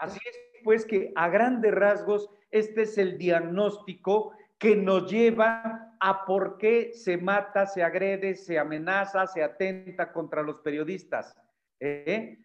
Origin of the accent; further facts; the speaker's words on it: Mexico; como mexicano en general